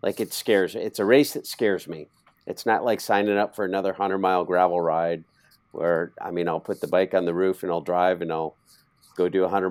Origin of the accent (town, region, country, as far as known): Iowa, United States